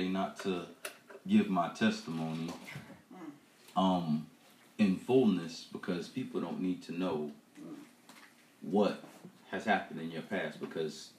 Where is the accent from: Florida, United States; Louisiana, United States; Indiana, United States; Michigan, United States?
Florida, United States; Miami; I grew up in Miami. And I grew up in the ghetto in Liberty City